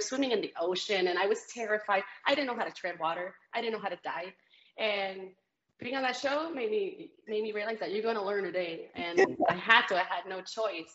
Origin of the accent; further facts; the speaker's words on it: Celaya, Guanajuato, Mexico; now in San Antonio, United States; I'm Mexican. Yeah, I was born in Guanajuato, Mexico, in Celaya, in a little, very little town on the side of the mountains.